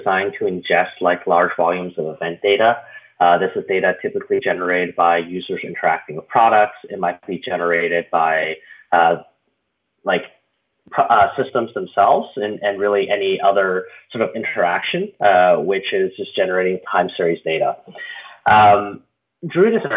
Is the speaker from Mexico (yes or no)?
no; Canada; now in San Francisco, United States; I was from Canada originally, where I came from the University of Waterloo in Canada.